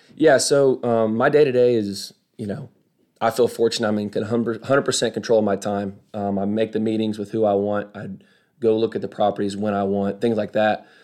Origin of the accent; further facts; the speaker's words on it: Kokomo, Indiana, United States; moved away as an adult; also born or lived in Arkansas; now in Birmingham, United States; I was born and raised in Kokomo, Indiana.